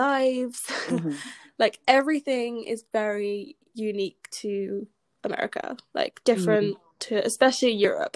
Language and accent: English; United Kingdom; accent: British; moved away as an adult; now in United States